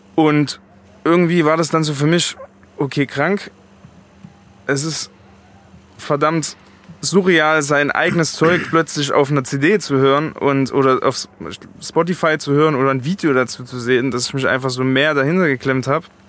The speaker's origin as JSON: {"language": "German", "region": "East Germany", "country": "Germany", "also_born_or_lived": "Chemnitz", "moved": "as an adult", "lives_now": "Frankfurt, Germany", "said": "ich komme aus dem Osten"}